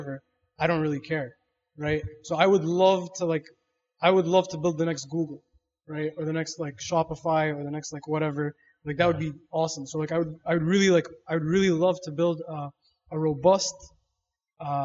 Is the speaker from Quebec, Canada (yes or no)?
no; Toronto, Ontario, Canada; I was born in West End, Toronto West End, Kipling area. And then I moved shortly after